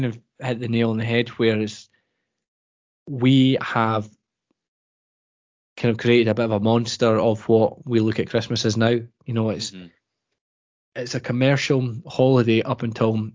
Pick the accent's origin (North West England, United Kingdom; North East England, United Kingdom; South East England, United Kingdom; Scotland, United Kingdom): Scotland, United Kingdom; we as Scottish people